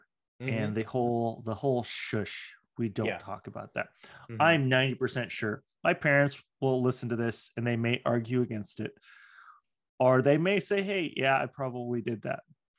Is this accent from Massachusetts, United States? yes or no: no; Redmond, Washington, United States; And, you know, I grew up in Redmond.